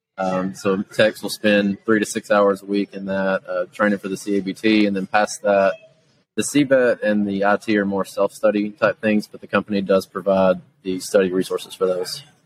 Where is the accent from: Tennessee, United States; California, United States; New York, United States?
Tennessee, United States; Jackson; I'm from Jackson, Tennessee, is where we're located